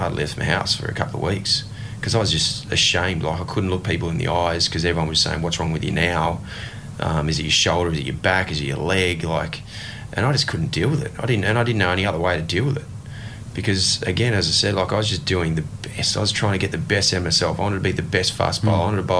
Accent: Ipswich, Queensland, Australia; thought would be possible from a young kid growing up in Ipswich.

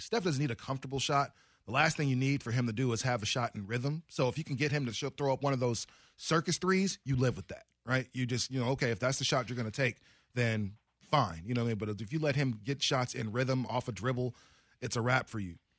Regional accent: Oregon, United States; moved away; also born or lived in Las Vegas; I'm sitting there from Oregon

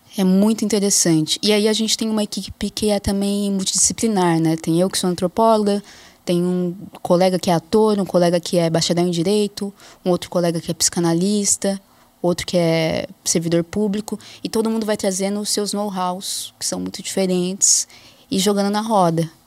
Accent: Jundiaí, São Paulo, Brazil; also born or lived in Osasco / Marília; eu cresci em Jundiaí, no interior de São Paulo

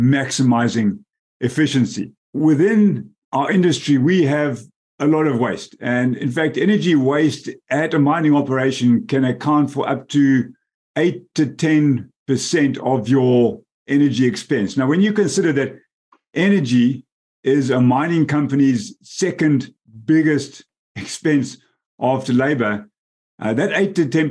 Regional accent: Bulawayo, Zimbabwe; moved away as an adult; also born or lived in South Africa; I'm actually born and raised in the metropolis of Bulawayo in Zimbabwe.

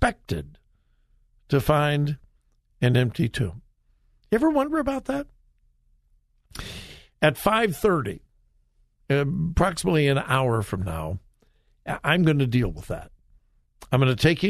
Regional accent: Southern California, United States; moved away as an adult; now in Columbus, Ohio, United States; I grew up in Southern California

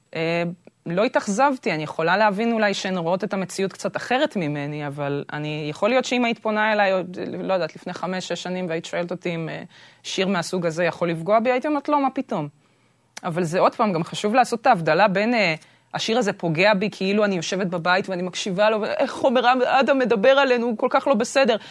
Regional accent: Israel; נולדתי בארץ, זה בדיוק העניין. שגם בתור ישראלית שנולדה בארץ

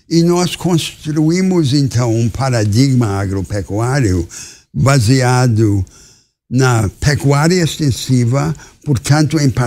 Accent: Amazonas, Brazil; a população da Amazônia acha essa ideia ridícula e, e sou amazonense

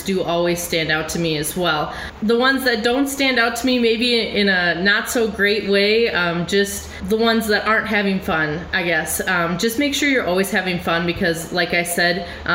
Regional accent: Rock County, Wisconsin, United States; I have been judging dairy cattle since I was a young 4-H member in Rock County

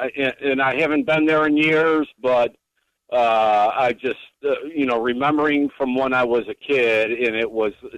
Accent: Elmhurst, Illinois, United States; now in Dundee, United States; I grew up in South Elmhurst, Yorkfield.

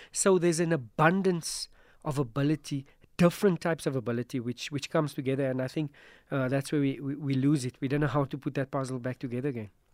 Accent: Johannesburg, Gauteng, South Africa; I'm from Joburg

